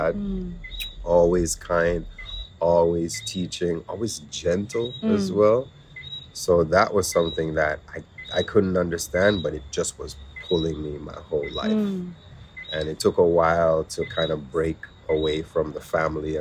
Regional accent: Winnipeg, Manitoba, Canada; now in Jamaica; growing up where I grew up in Winnipeg

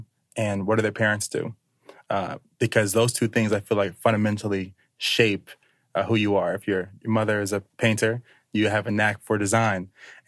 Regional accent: New York City, New York, United States; Being that growing up in New York is such a unique experience, like, you know, we take for granted, like for me, a school bus, you know, a yellow cheese wagon, taking kids to school and not having that.

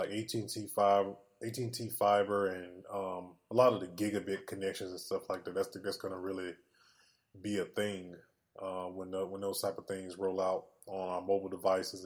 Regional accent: Mississippi, United States; born or raised there

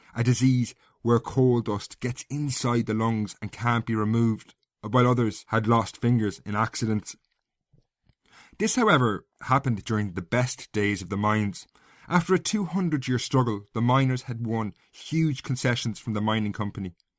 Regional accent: Castlecomer, Leinster, Ireland; I grew up in Castlecomber in North Kilkenny.

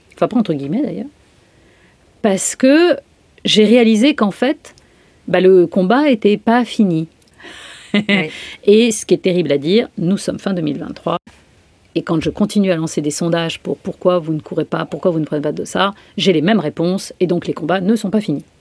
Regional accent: Brittany, France; je suis bretonne, la totale

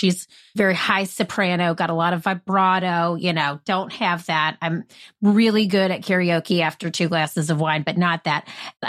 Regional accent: South Carolina, United States; born there; So I was born in South Carolina, but I moved just all over the place growing up.

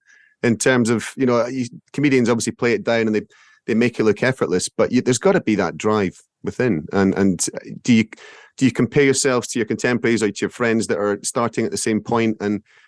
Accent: Scotland, United Kingdom; as a Scot

